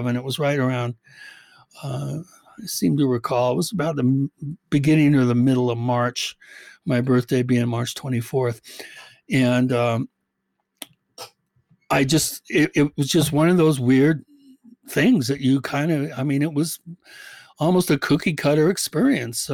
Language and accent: English; Medina, Washington, United States; also born or lived in Bellevue, Washington; I grew up in Medina, which is probably one of the most, you know, hoity-toity elite areas, residential areas in the country